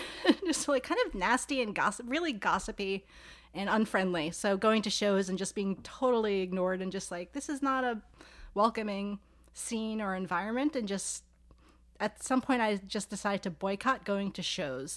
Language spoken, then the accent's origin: English; New York City, New York, United States; now in Philadelphia, United States; I'm from New York City.